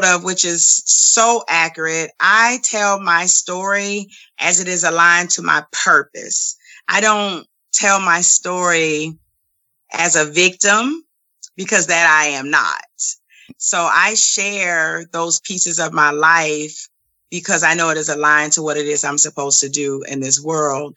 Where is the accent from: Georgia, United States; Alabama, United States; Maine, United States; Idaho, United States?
Georgia, United States; Savannah; also born or lived in Augusta, Georgia; So I grew up with a single parent mom and two brothers in the household with me in Savannah, Georgia. And then when I was probably about 10 or 11 years old, we moved to another city in Georgia